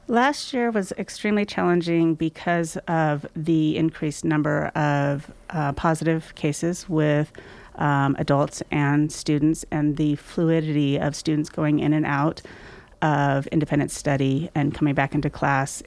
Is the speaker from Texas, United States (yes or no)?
no; Sacramento, California, United States; moved away as an adult; also born or lived in South Orange County / Grass Valley; I do have fond memories growing up in the Sacramento area. I lived in Sacramento for about approximately twenty-seven years